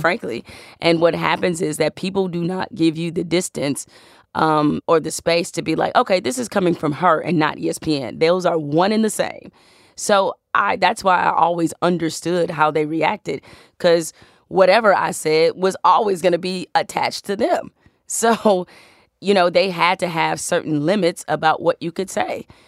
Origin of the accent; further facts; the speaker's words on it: Detroit, Michigan, United States; I'm from Detroit, so I'm a huge Tigers fan